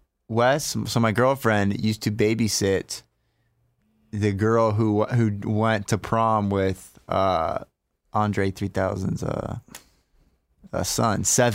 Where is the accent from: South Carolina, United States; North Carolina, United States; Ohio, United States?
South Carolina, United States; Summerville; Well, we're from Somerville, so I don't know if you know, we're past the tracks.